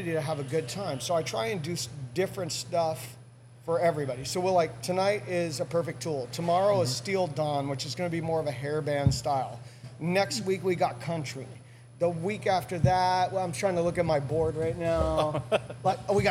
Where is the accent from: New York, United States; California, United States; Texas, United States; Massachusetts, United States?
California, United States; Spring Valley; also born or lived in Pittsburgh, Pennsylvania; I grew up in Spring Valley